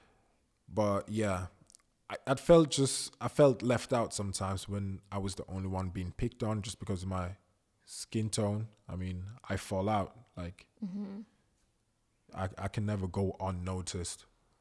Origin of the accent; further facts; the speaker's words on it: Zurich, Switzerland; also born or lived in Ghana; I was born in Zurich, actually. And with the age of one, my parents sent me to my grandma and my aunt in Ghana. I lived there for 3 years. Then I came back when I was four.